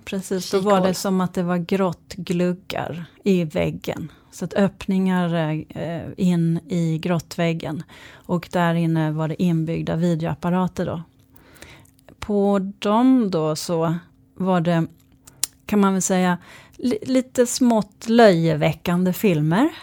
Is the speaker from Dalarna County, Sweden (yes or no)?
no; Malmö, Skåne, Sweden; jag kommer eh, från Malmö